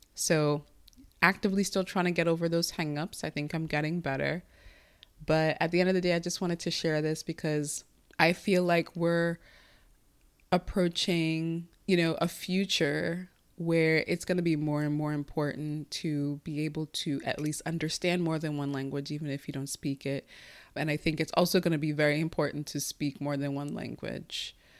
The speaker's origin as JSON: {"language": "English", "country": "United States", "first_language": "Igbo", "second_language": "English", "said": "I speak English at the level that I do as an American because I speak it every day"}